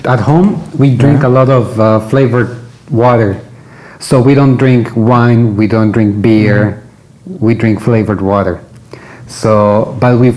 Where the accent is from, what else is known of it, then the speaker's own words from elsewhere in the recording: Mexico; moved away; since I sort of left Mexico